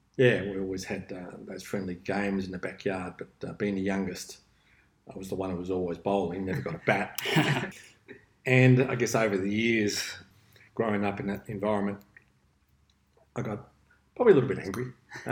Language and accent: English; Melbourne, Victoria, Australia; now in Gold Coast, Australia; Grew up in Melbourne, large family. There was 8 of us, 4 boys, 4 girls, and grew up in Ringwood.